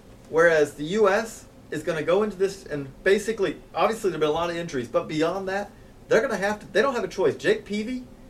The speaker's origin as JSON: {"language": "English", "country": "United States", "said": "I'm an American."}